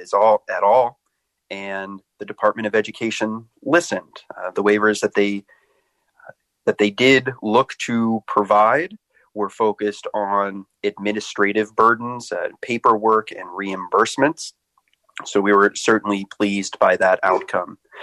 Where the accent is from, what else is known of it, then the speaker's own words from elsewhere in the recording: Annapolis, Maryland, United States; moved away; I grew up in Annapolis, Maryland